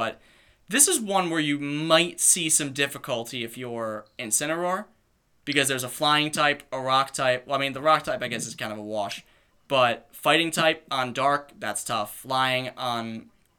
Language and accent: English; Rhode Island, United States; we're from Rhode Island